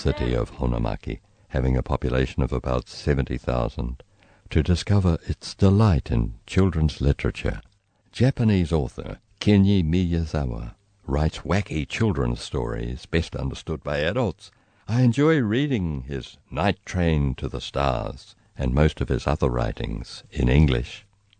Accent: New Zealand; I'm a New Zealander.

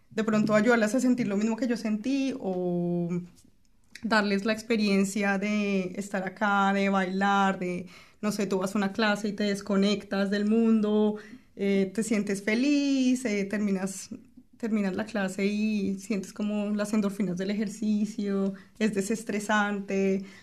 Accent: Colombia; moved away

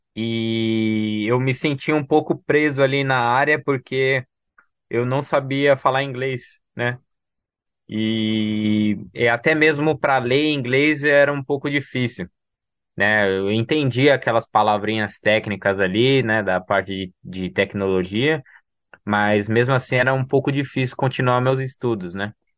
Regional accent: São Paulo, Brazil; moved away; Eu nasci em São Paulo e fui criado, né, crescido na numa comunidade, né, comunidade do Heliópolis

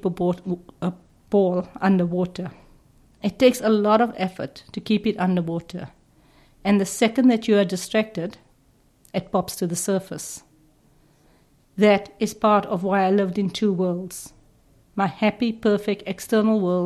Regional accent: South Africa; me growing up in apartheid South Africa

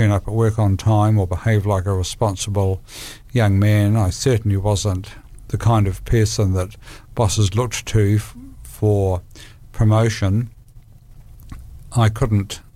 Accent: Palmerston North, Manawatū-Whanganui, New Zealand; I was born in Palmerston North, and I grew up in a family which was loving

